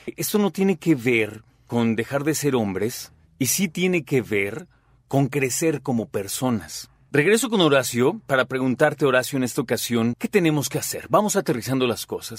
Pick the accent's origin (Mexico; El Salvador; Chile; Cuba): Mexico; nuestro rol como mexicanos